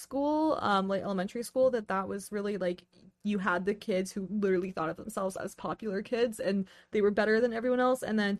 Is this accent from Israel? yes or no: no; the South, United States; I grew up in the South